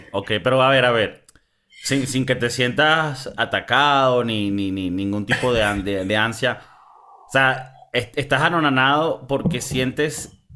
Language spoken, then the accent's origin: Spanish; Venezuela; yo tengo un abuelo que era español, eh, mi abuela era colombiana, yo nací en Venezuela